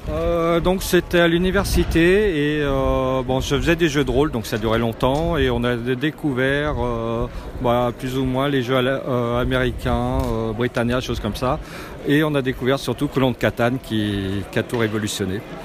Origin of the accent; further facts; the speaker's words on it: Lyon, Auvergne-Rhône-Alpes, France; je viens de Lyon